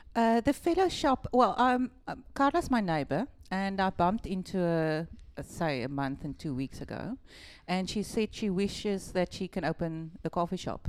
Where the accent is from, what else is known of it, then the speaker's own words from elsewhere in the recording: Malmesbury, Western Cape, South Africa; also born or lived in Melkbosstrand; we lived in Malmesbury. I was there in school.